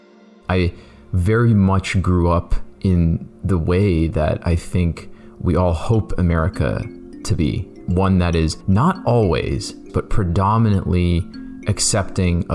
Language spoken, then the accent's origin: English; Canton, Ohio, United States; I grew up in Canton, Ohio